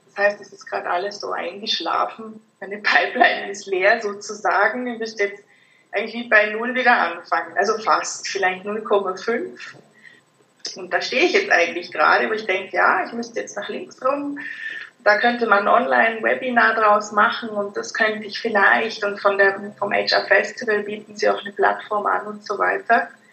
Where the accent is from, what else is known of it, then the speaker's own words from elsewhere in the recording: Germany; moved away as an adult; now in Zurich, Switzerland; wie man hört, bin ich aus Deutschland, wohne jetzt seit fast 10 Jahren